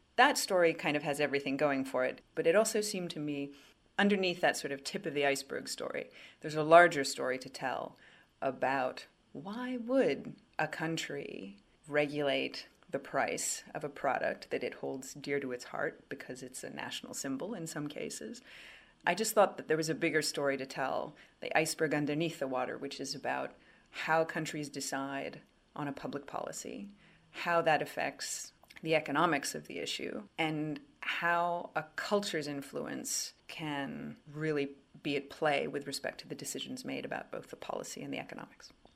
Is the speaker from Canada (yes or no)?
yes; Quebec, Canada; I'm French Canadian. I was born and raised in Quebec